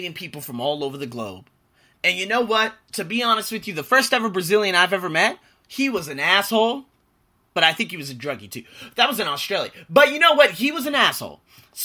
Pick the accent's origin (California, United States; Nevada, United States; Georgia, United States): Nevada, United States; Las Vegas; now in Bangkok, Thailand; from Vegas